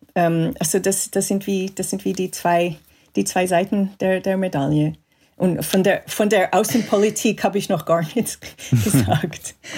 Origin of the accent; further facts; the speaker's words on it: Montreal, Quebec, Canada; moved away; ich bin in Kanada aufgewachsen, in Montreal